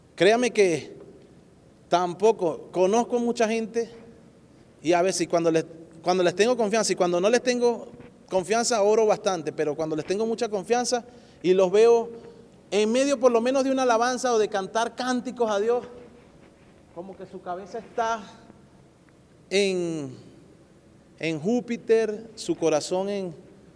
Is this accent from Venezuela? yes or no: yes; Venezuela; now in Colorado, United States; yo como, venezolano